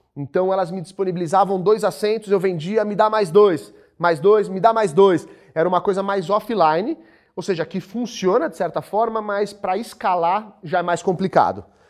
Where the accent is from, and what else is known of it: Brazil